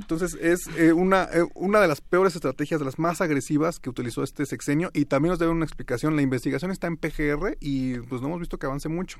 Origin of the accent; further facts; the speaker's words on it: Toluca, State of Mexico, Mexico; yo soy de Toluca